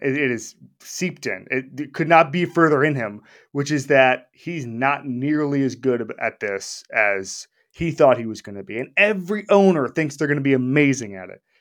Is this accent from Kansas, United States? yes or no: no; Florida, United States; I'm from Florida. I will tell you, throwing a drink in Florida, just part of our local culture